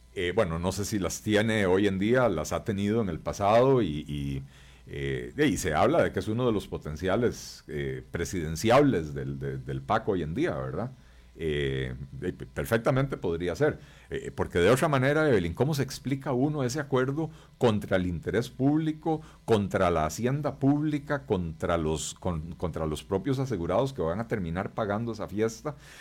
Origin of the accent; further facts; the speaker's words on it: Costa Rica; somos todos los costarricenses